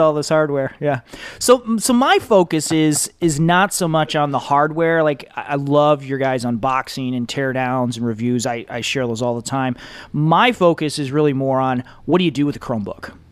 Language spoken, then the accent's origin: English; Michigan, United States; I'm from Michigan